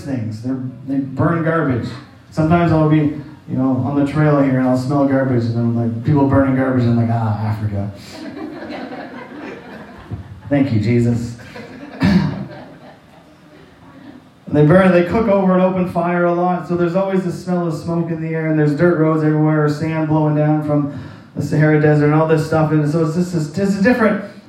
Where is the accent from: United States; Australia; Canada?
Canada; moved away; I'm from St. John